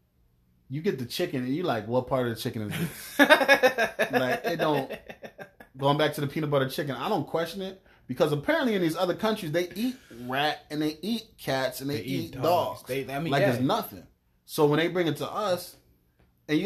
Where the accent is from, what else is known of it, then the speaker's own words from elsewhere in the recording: East Coast, United States; now in California, United States; East Coast all day, every day. I feel like I constantly got to remind people I'm not from here